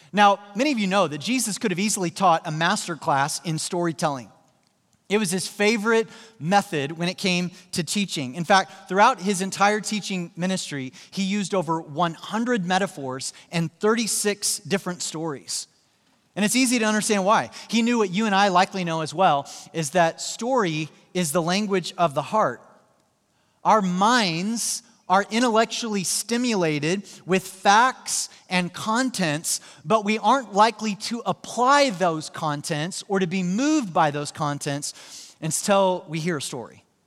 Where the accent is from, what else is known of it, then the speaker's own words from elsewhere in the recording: Joplin, Missouri, United States; my hometown, uh, Joplin, Missouri